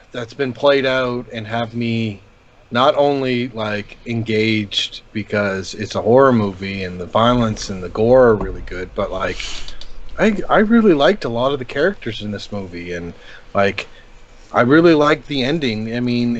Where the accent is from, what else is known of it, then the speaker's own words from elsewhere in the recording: Canada; I'm Canadian and I kind of got the Canadian sensibilities behind it